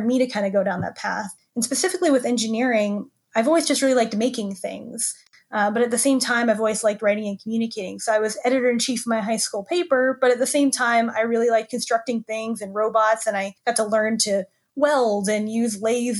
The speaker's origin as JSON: {"language": "English", "town": "Tampa", "region": "Florida", "country": "United States", "tie": "born or raised there", "said": "I grew up in Florida. So I grew up in Tampa"}